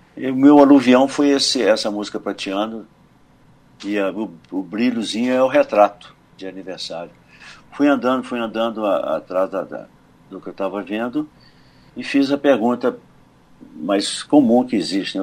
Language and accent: Portuguese; São Domingos do Prata, Minas Gerais, Brazil; na minha terra, em São Domingos do Prata